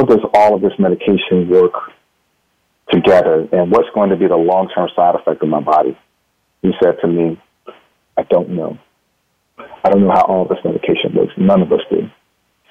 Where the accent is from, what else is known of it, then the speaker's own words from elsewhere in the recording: North New Jersey, United States; I grew up in North New Jersey